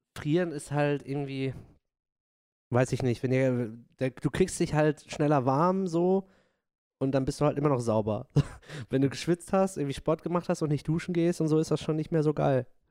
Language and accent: German; Dortmund, North Rhine-Westphalia, Germany; ich komme aus Dortmund, ich bin Dortmunder Pottjunge